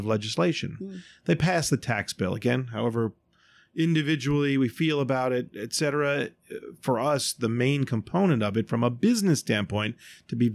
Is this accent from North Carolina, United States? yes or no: no; Baltimore, Maryland, United States; now in New York City, United States; Baltimore is my hometown